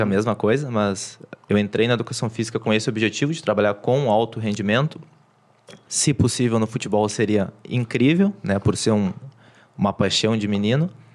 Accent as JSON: {"language": "Portuguese", "town": "Porto Alegre", "region": "Rio Grande do Sul", "country": "Brazil", "tie": "born or raised there", "said": "nascido e criado em Porto Alegre"}